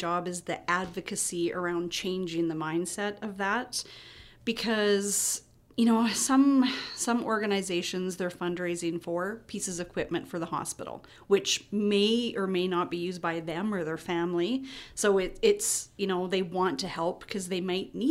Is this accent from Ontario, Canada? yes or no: no; Saskatchewan, Canada; now in Kelowna, Canada; I'm a Flatlander. I'm from Saskatchewan, so we're kind of a rare breed, too